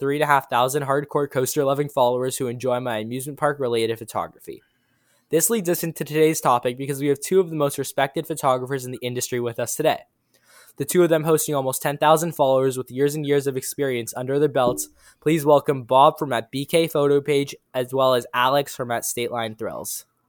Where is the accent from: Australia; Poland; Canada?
Canada; Toronto, Ontario; I'm from Toronto, Ontario, Canada.